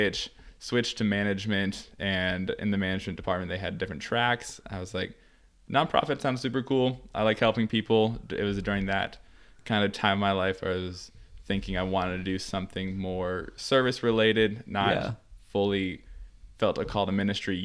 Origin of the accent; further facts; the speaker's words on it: College Station, Texas, United States; also born or lived in Canada; I was born in Canada and then moved to College Station in like 2001 for my dad to work at A&M, and then have been here ever since